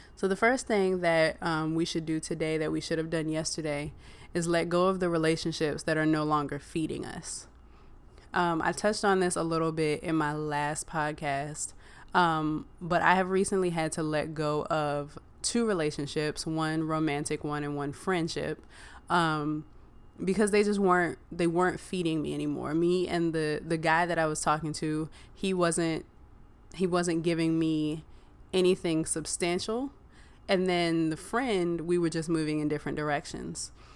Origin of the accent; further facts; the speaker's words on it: Virginia, United States; I grew up in Virginia